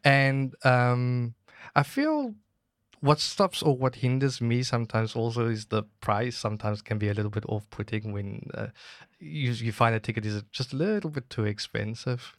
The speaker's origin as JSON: {"language": "English", "town": "Cape Town", "region": "Western Cape", "country": "South Africa", "tie": "born or raised there", "moved": "as an adult", "lives_now": "Guangzhou, China", "said": "I'm from Cape Town, South Africa"}